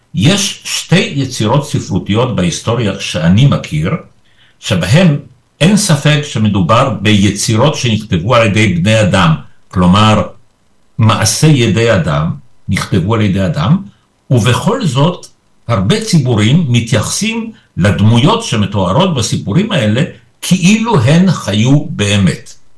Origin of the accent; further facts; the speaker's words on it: Israel; Hebrew is a second language; also born or lived in Poland; ואני הגעתי ביחד איתם כילד בן שבע, אז זאת הסיבה שאני פה. ופה למדתי עברית, ופה גדלתי